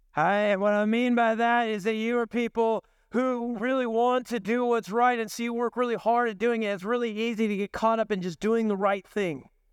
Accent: the Northwest, Pacific Northwest, United States; growing up in the Northwest

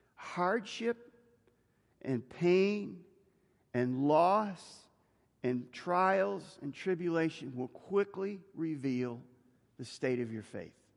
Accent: United States; I'm an American

